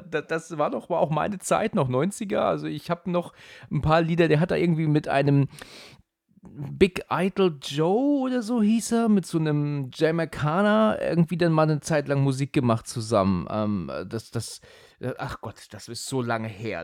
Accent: Husum, Schleswig-Holstein, Germany; now in Hesse, Germany; bin ich ja eigentlich Husumer

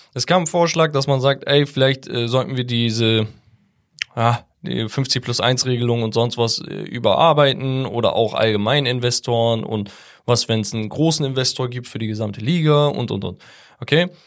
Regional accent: Hamburg, Germany; ich bin Hamburger.

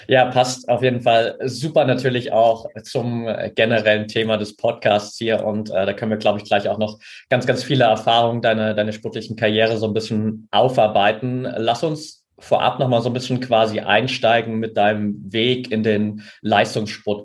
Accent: near Altenberg, Saxony, Germany; ich bin ja in der Nähe von Altenberg aufgewachsen

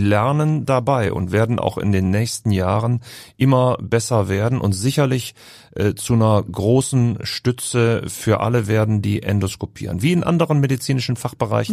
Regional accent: Düsseldorf, North Rhine-Westphalia, Germany; also born or lived in Heidelberg / Berlin; now in Hamburg, Germany; Als Düsseldorfer

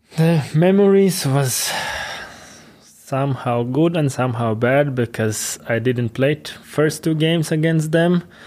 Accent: Ventspils, Latvia; English is a second language; moved away as an adult; also born or lived in Liepāja, Latvia; now in Weiden, Germany; my hometown Ventspils

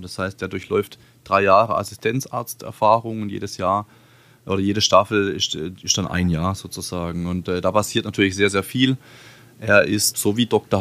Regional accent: Baden-Württemberg, Germany; bei uns in Baden-Württemberg

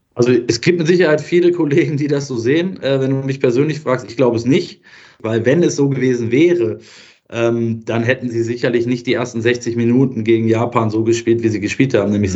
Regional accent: Germany; aus Deutschland

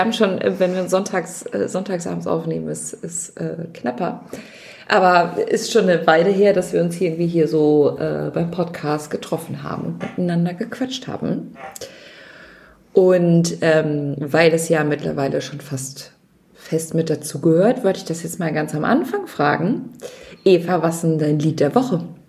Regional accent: Nordhorn, Lower Saxony, Germany; Nordhorn ist, also meine Heimatstadt ist größer

